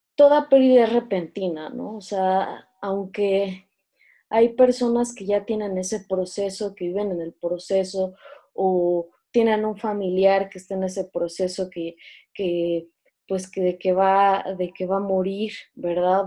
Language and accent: Spanish; Mexico; somos mexicanos